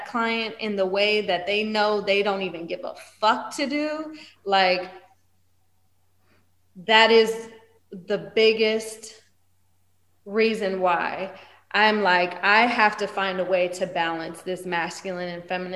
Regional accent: East Coast, United States; I'm from the East Coast

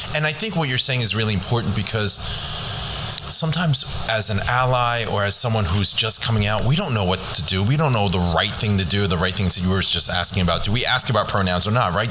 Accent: Eastchester, New York, United States; also born or lived in Hong Kong; I grew up in Eastchester. Actually, I was born in Hong Kong. Came here when I was two

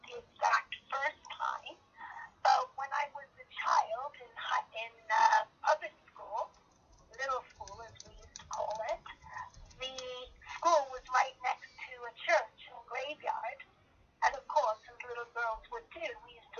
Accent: Cricklade, South West England, United Kingdom; I was born up in Cricklade, which is a little Saxon town about 65 miles south of London.

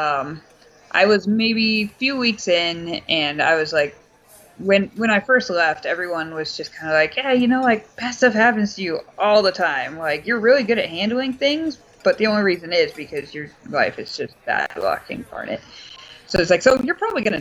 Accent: Los Angeles, California, United States; growing up in Los Angeles

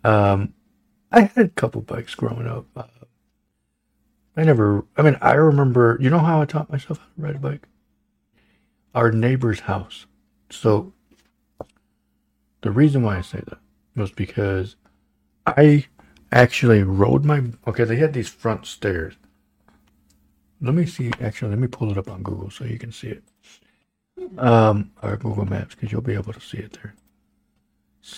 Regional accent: Holland, Michigan, United States; growing up in Holland

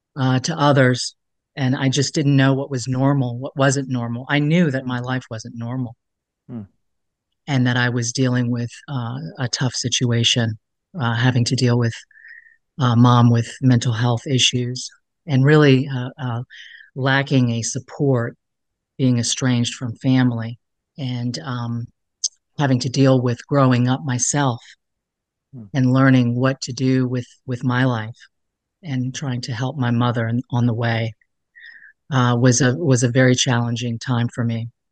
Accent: Alexandria, Virginia, United States; I grew up in Alexandria, Virginia, as a child. I moved around a lot. But I consider, you know, Alexandria to really be my home base

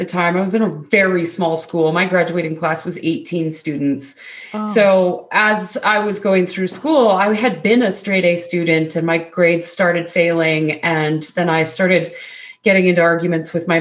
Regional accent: Alberta, Canada; moved away as an adult; now in British Columbia, Canada; I'm actually in Canada. It was Alberta, Canada.

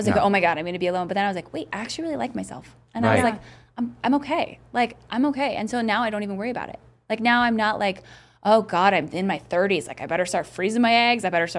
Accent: Montana, United States; growing up in Montana.

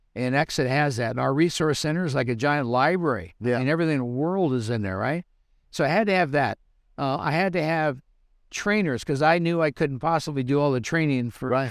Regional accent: Southern California, United States; moved away as an adult; also born or lived in Reno; I was born and raised in Southern California

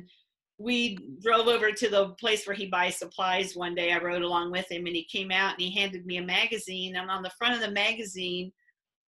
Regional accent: north of Quincy, Illinois, United States; I grew up north of Quincy, Illinois.

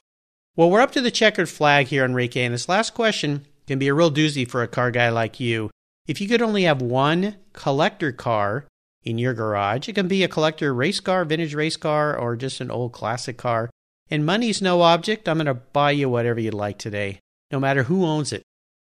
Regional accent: Southern California, United States; I grew up in Southern California as a surfer

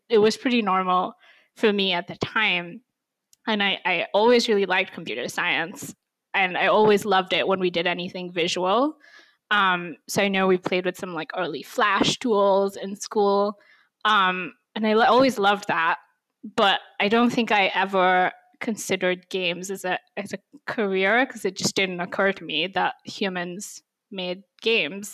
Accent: India; first language English; moved away as an adult; now in United States; I grew up in India

